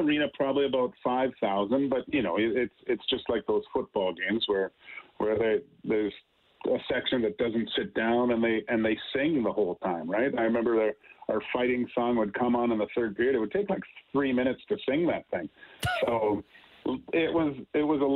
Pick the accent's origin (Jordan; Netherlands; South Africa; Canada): Canada; Vancouver, British Columbia; I grew up in Vancouver